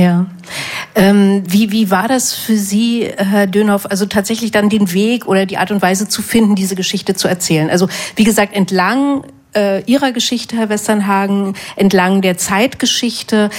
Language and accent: German; Germany; ich bin in der DDR groß geworden